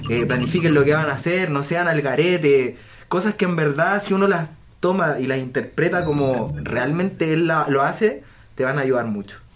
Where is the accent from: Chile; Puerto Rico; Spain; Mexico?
Chile; Viña del Mar, Valparaíso; moved away; yo soy de Viña del Mar y vivo en la playa